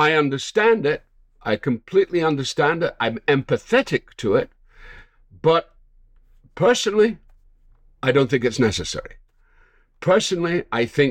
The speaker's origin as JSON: {"language": "English", "region": "Scotland", "country": "United Kingdom", "moved": "as an adult", "lives_now": "United States", "said": "I'm a Scot and I was raised in the British theatre"}